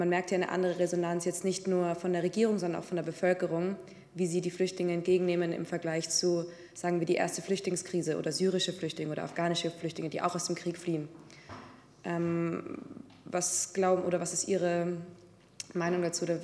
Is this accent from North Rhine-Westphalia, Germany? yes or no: yes; Bochum, North Rhine-Westphalia, Germany; ich komme aus NRW, aus Bochum